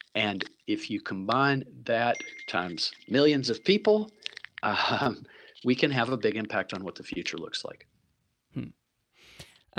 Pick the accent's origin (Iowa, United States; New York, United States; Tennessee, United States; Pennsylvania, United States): Tennessee, United States; Chattanooga; now in Vancouver, Canada; I'm from Chattanooga, Tennessee originally